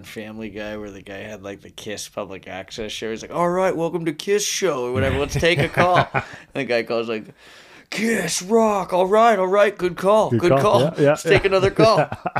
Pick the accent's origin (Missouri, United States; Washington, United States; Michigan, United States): Washington, United States; Bellevue; I grew up in Bellevue.